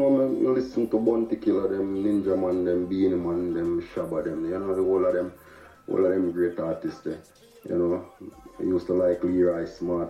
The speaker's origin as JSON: {"language": "English", "region": "Saint Mary", "country": "Jamaica", "tie": "born or raised there", "also_born_or_lived": "Kingston, Jamaica", "moved": "as an adult", "lives_now": "Philadelphia, United States", "said": "representing. You see me, yeah, man. Jamaican dancehall artist out of St. Mary, you know. Grew up in St. Mary, live a large part of my life in Kingston, you see me, big up Grandspin, you see me, then I migrated to the States, you know, in Philadelphia."}